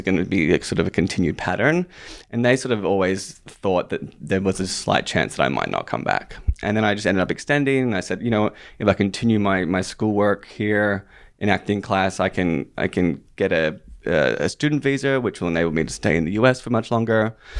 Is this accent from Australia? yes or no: yes; Australia; moved away; I was born and raised in Australia